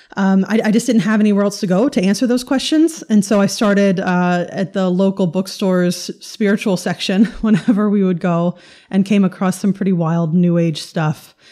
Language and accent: English; North Carolina, United States; also born or lived in New York; I grew up in, uh, the Bible Belt in North Carolina.